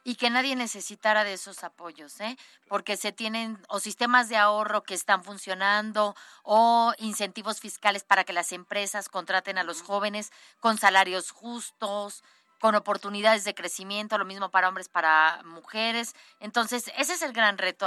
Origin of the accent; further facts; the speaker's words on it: Puebla, Mexico; yo soy poblana, poblanísima, es decir, siempre he vivido aquí en Puebla